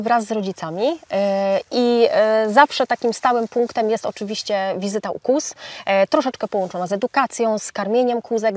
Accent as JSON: {"language": "Polish", "town": "Bydgoszcz", "region": "Kuyavian-Pomeranian Voivodeship", "country": "Poland", "tie": "born or raised there", "said": "jestem bydgoszczanką, która od dziecka marzyła o tym, żeby mieszkać za miastem"}